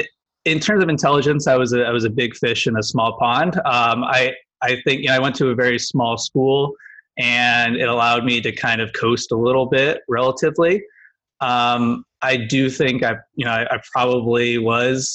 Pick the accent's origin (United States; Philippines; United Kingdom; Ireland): United States; Cleveland, Ohio; Grew up in the Midwest, Cleveland